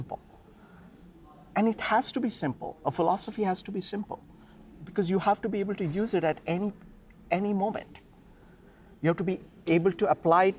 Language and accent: English; India; I grew up in the Indian culture